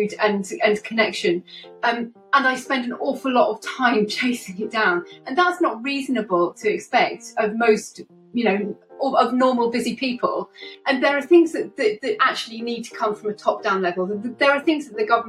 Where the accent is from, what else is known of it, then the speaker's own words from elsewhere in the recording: Lincolnshire, East Midlands, United Kingdom; I was brought up in Lincolnshire and I'm currently living in Lincoln.